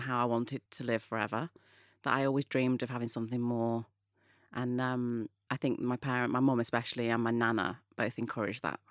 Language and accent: English; Manchester, North West England, United Kingdom; moved away; I was brought up in Manchester, which is in the north of England